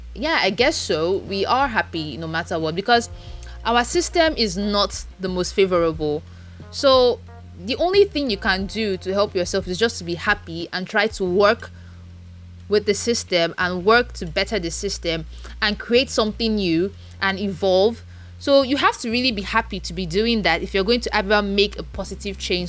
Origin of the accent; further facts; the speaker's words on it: Nigeria; I live in Nigeria and I am from Nigeria